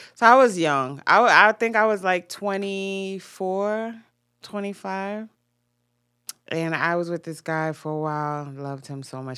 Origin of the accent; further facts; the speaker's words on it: Jamaica; I'm Jamaican.